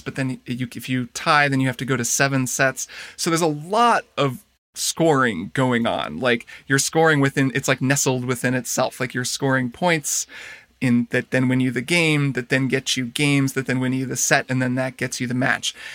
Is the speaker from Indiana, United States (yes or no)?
yes; Indiana, United States; moved away; my hometown as well in Indiana, where we both grew up